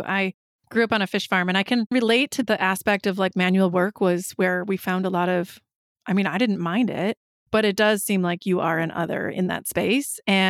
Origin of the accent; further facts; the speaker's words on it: Wisconsin, United States; I am a Midwesterner, a fellow Wisconsinite.